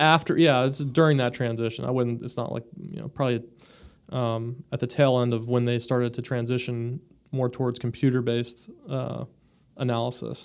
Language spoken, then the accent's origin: English; Florida, United States; also born or lived in Michigan; I grew up in Florida. I was born in Michigan